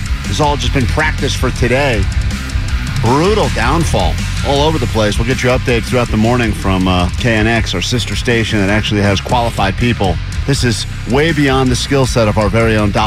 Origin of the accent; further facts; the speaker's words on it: East Coast, United States; moved away as an adult; also born or lived in Los Angeles area; now in Los Angeles, United States; I'm from the East Coast